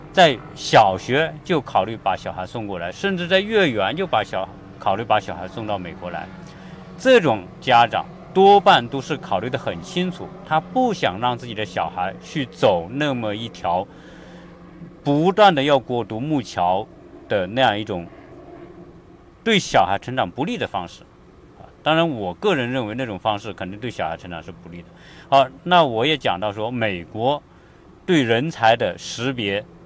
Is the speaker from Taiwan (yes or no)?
no; China; now in United States; 我们是中国人， 我们是华人， 我们从大陆想考美国大学